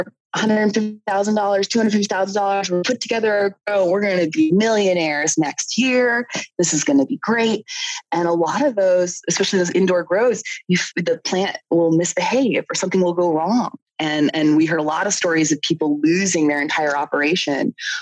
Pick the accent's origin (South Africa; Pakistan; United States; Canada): Canada; I'm Canadian